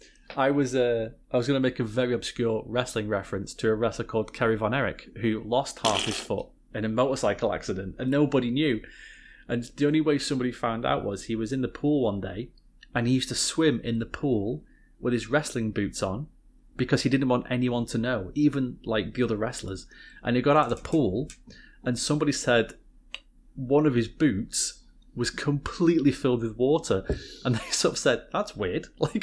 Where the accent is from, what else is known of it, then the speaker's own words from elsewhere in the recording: North West England, United Kingdom; I love being British.